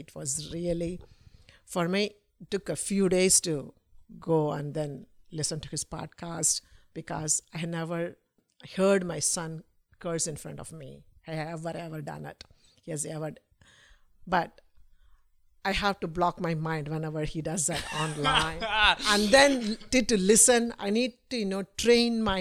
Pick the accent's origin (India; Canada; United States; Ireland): India; I'm an Indian woman